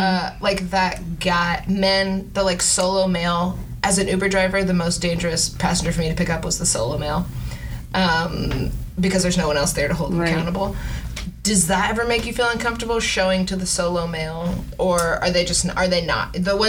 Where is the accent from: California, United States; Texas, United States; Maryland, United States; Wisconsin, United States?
Texas, United States; Houston; I just, right, as a kid, I grew up in Houston.